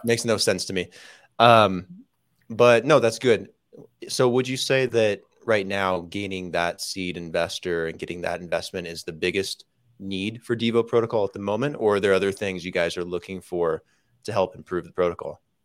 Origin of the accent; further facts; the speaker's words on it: Las Vegas, Nevada, United States; moved away; also born or lived in California; I'm from Vegas